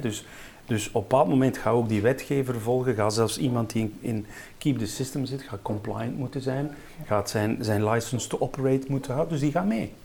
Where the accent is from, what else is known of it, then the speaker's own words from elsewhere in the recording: Ghent, Flanders, Belgium; Ik kom uit Gent.